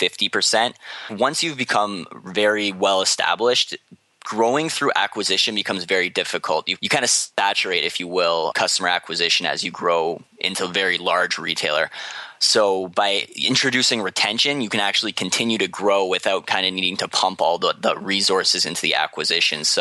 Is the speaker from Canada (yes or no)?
yes; Canada